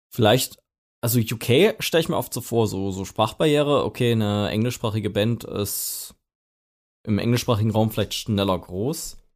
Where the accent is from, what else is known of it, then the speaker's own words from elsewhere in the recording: East Germany, Germany; Ich finde irgendwie bei uns im Osten